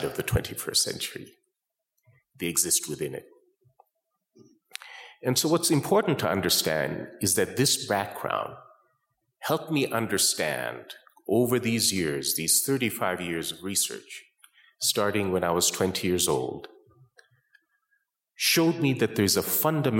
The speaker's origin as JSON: {"language": "English", "town": "Calgary", "region": "Alberta", "country": "Canada", "tie": "born or raised there", "moved": "as an adult", "lives_now": "United States", "said": "I grew up in a little town, which is now a very big town, called Calgary, Alberta"}